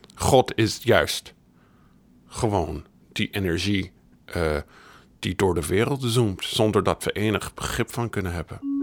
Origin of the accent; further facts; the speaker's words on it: United States; Ik ben in de Verenigde Staten opgegroeid